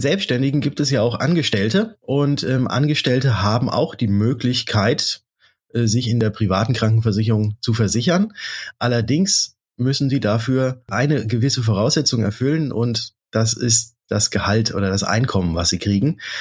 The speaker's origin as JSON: {"language": "German", "country": "Germany", "said": "bei uns in Deutschland hier"}